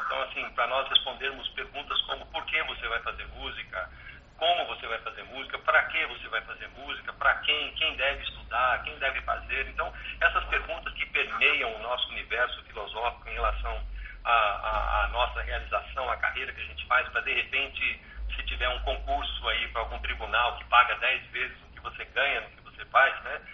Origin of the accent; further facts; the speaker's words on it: Brazil; now in Brasília, Brazil; eu era o único brasileiro